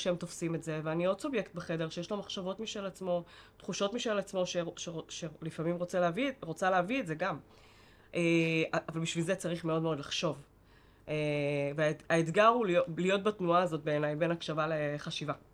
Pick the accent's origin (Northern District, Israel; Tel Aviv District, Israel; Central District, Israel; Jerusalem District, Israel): Tel Aviv District, Israel; Bat Yam; השכונה שבה גדלנו, ו- וגדלתי בבת ים